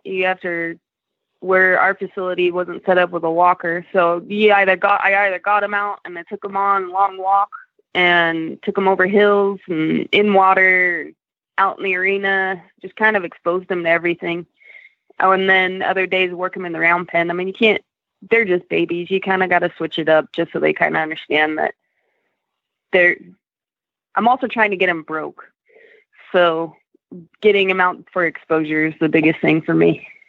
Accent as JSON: {"language": "English", "town": "Reno", "region": "Nevada", "country": "United States", "tie": "born or raised there", "also_born_or_lived": "Colorado", "moved": "as an adult", "said": "originally, I'm from Reno, Nevada."}